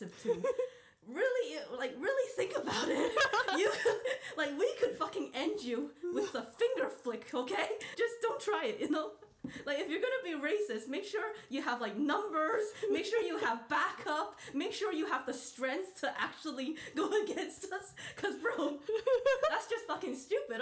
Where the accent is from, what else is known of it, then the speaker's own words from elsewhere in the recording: Ireland; now in Scotland; I grew up in Ireland, like the Republic. So Ireland